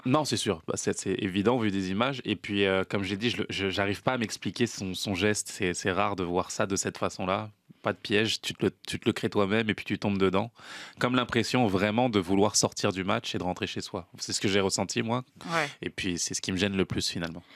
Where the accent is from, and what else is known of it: France; now in Canada